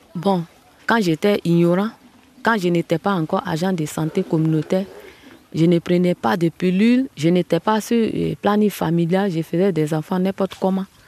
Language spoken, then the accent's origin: French; Djulé, near Logoualé, Montagnes, Côte d’Ivoire; moved away as an adult; now in Logoualé, Côte d'Ivoire; Je suis originaire de Djulé, à quelques kilomètres de l'Ouale, sur la route de Yaplé.